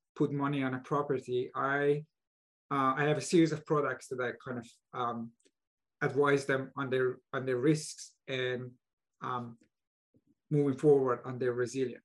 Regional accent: Iran; moved away as an adult; also born or lived in Buffalo, United States; now in Bay Area, United States; I was born and raised in Iran uh, where there are major earthquakes

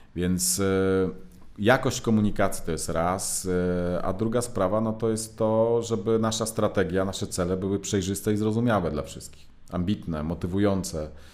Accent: Gdynia, Pomeranian Voivodeship, Poland; moved away as an adult; now in Warsaw, Poland; ja akurat pochodzę z Gdyni, z, z Trójmiasta

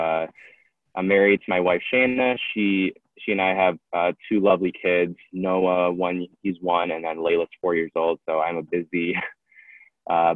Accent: Detroit, Michigan, United States; I'm from Detroit, Michigan.

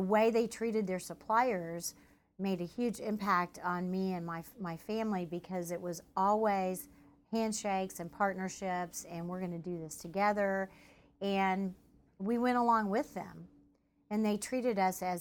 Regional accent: Tulsa, Oklahoma, United States; I was born and raised in Tulsa.

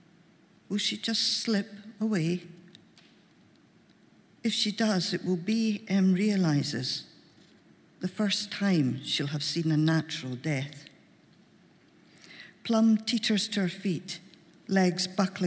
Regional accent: Glasgow, Scotland, United Kingdom; accent: Glaswegian; I'm a Glaswegian, I can't do upper-class accent.

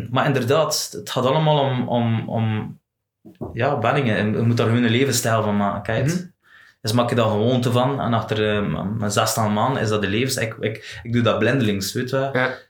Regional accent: West Flanders, Belgium; Als West-Vlaming

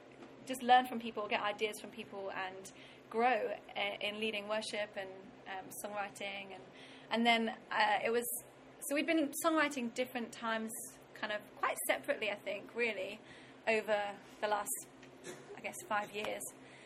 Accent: London, United Kingdom; moved away as an adult; also born or lived in Brighton; now in United States; Sam from Wales, I was from London, moved as students

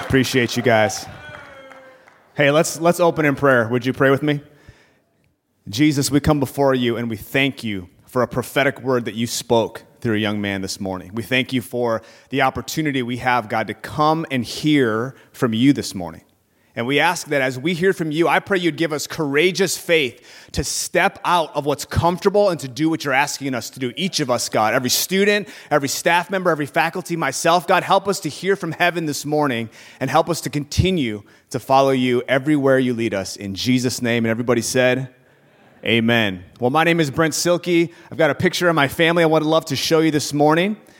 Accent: Burnsville, Minnesota, United States; I grew up in Burnsville, Minnesota

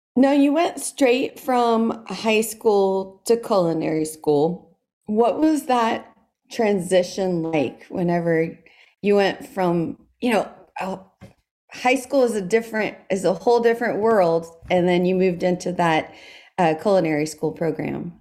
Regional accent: South Louisiana, United States; growing up in South Louisiana

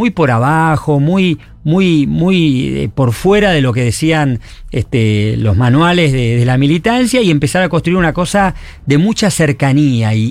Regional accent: Buenos Aires, Argentina; moved away as an adult; now in San Martín, Argentina; soy de Capital.

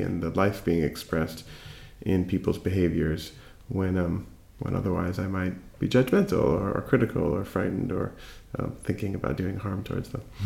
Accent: East Coast of the United States, United States; now in California, United States; I grew up on the East Coast, and I, currently live on the West Coast in California

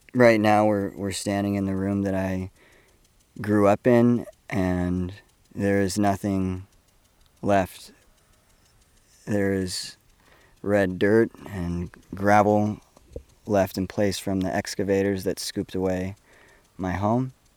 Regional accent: Paradise, California, United States; I was born and raised in Paradise, California

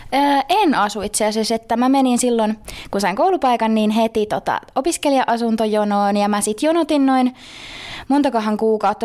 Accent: Seinäjoki, South Ostrobothnia, Finland; also born or lived in Jyväskylä; now in Joensuu, Finland; on itse siis Seinolta kotosi

